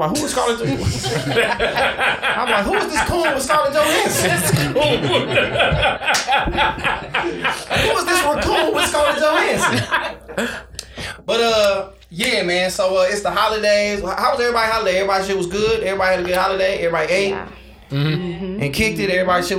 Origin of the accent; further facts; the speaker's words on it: Oak Park, Michigan, United States; I'm a nigga from Oak Park.